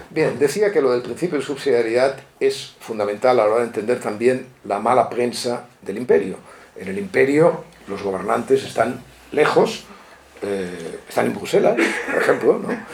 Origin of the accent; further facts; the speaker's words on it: Catalonia, Spain; como catalán